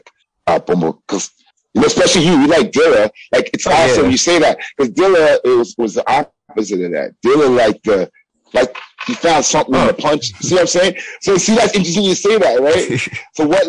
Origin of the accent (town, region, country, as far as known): Toronto, Ontario, Canada